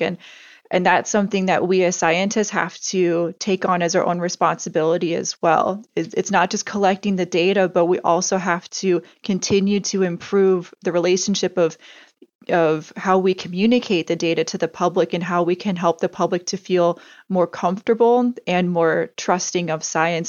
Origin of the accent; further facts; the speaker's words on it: Indiana, United States; moved away as an adult; also born or lived in Antarctica; growing up in Indiana